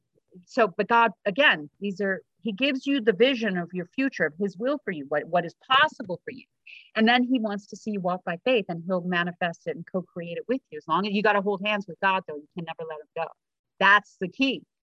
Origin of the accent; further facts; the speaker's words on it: South Africa; I'm from South Africa, so once in a while I have an accent, but awesome. Most of the time I don't.